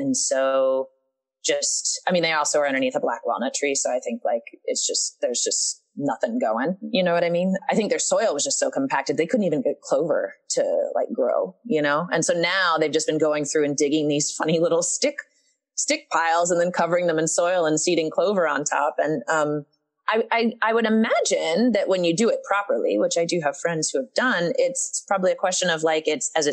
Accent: Eastern Kentucky, United States; So I'm from Eastern Kentucky

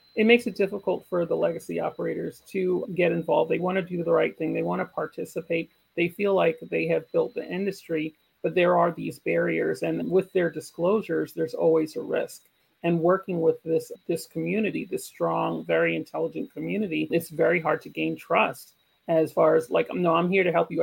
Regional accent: Jamaica; moved away; I'm, I'm Jamaican, I'm part of the Jamaican community, part of the Jamaican diaspora.

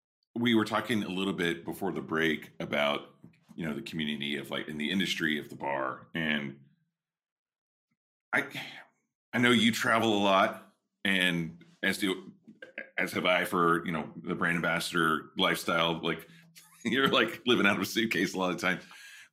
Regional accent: Texas, United States; like growing up in Texas and like, we're old state neighbors, you know, we're from the same zone.

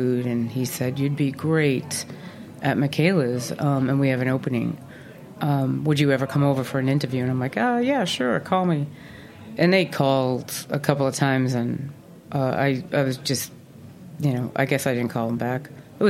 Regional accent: Boston, Massachusetts, United States; Well, I grew up, you know, really in a humble household, as they say. My mother was widowed She had six children, and then she remarried, and we have seven. She had seven.

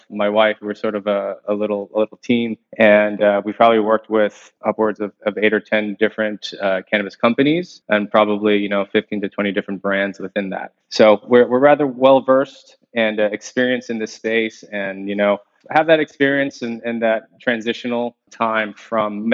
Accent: Long Island, New York, United States; I was born and raised in Long Island, New York

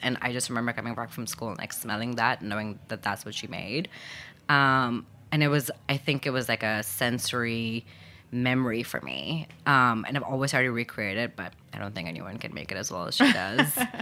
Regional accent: Lahore, Punjab, Pakistan; moved away as an adult; also born or lived in Abu Dhabi, United Arab Emirates / New York, United States; now in United States; And so we moved back when I was just one. And, and then I was raised in Pakistan

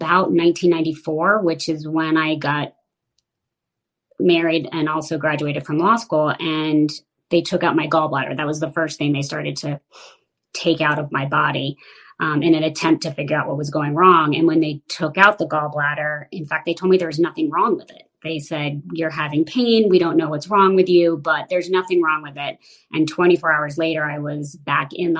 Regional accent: Washington, District of Columbia, United States; I grew up primarily in the Washington, D.C. area

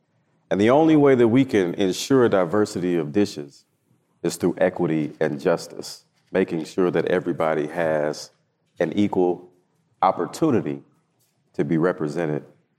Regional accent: the South, United States; Yeah, so potlucks were a major thing growing up in the South, for sure, especially at church.

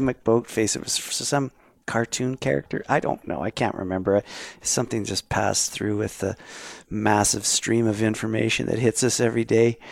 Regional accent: Canada

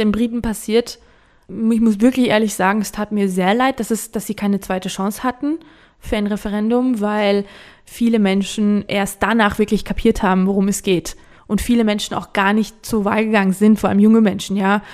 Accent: Georgia; meine Heimat

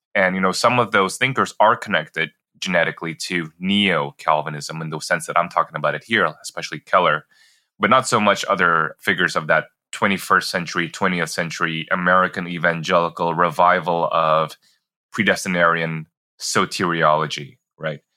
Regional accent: Jakarta, Indonesia; moved away as an adult; also born or lived in Singapore; I grew up in Jakarta, Indonesia, and then I did a five year stint growing up in Singapore as well, and then finished off middle school and high school back in Jakarta.

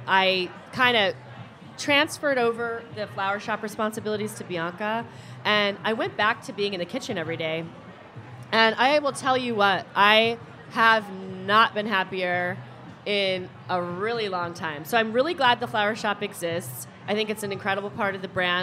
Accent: Corvallis, Oregon, United States; now in Portland, United States; I was born in Corvallis, which is an hour and a half south of here

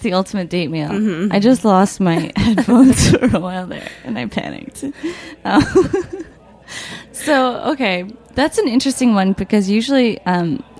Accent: United States; I grew up in the States too

